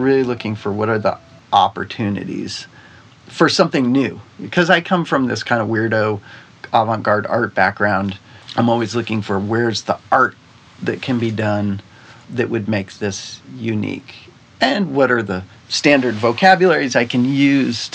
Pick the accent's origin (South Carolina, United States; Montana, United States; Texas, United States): Montana, United States; moved away as an adult; also born or lived in Japan; I grew up in Montana in the 70s